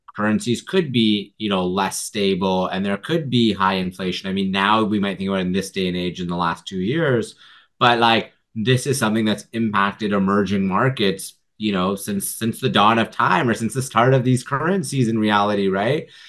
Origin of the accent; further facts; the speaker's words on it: Vancouver, British Columbia, Canada; I grew up actually in Vancouver